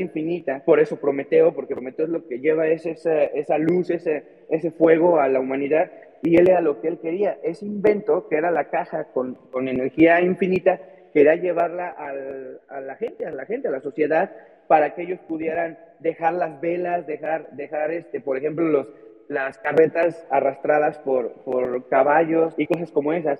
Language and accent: Spanish; Mexico; soy mexicano